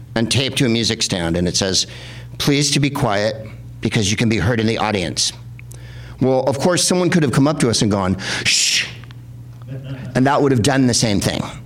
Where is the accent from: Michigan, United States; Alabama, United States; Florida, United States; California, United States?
California, United States; San Francisco; also born or lived in San Carlos, California; now in Los Angeles, United States; And I'm from San Francisco